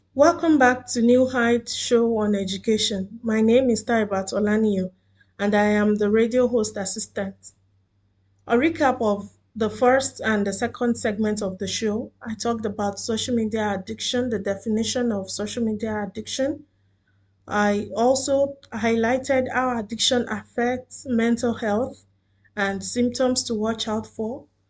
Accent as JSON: {"language": "English", "country": "Nigeria", "moved": "yes", "lives_now": "Doha, Qatar", "said": "I am a Nigerian living in Doha, Qatar"}